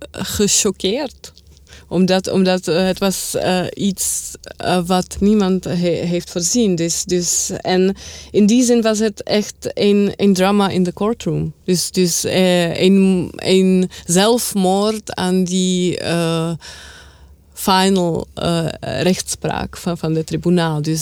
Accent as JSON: {"language": "Dutch", "country": "Czechia", "said": "Ook omdat ik van Tsjechië kom."}